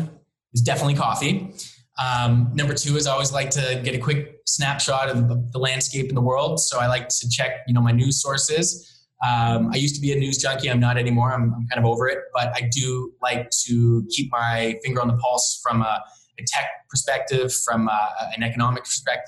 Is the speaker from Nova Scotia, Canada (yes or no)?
yes; Halifax, Nova Scotia, Canada; also born or lived in Hamilton; now in Toronto, Canada; I grew up in Halifax, Nova Scotia. So I grew up as a sailor